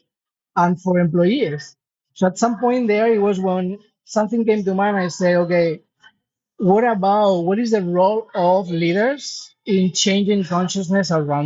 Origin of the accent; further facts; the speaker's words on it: Spain; I am from Spain